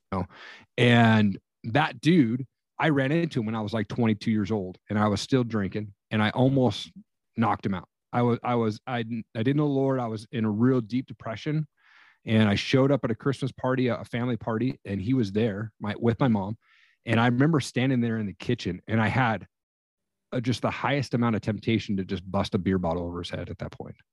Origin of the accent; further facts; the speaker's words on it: Eastern Washington, United States; now in Northern Idaho, United States; I grew up in Eastern Washington.